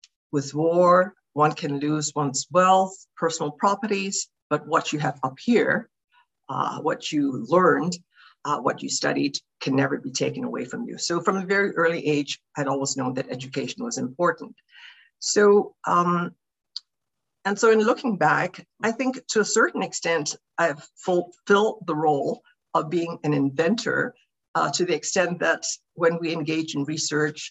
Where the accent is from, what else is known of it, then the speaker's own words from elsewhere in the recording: Hong Kong; also born or lived in Canada / United States; now in Vancouver, Canada; I grew up in Hong Kong